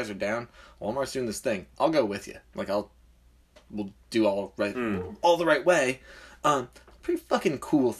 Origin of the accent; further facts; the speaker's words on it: United Kingdom; I'm British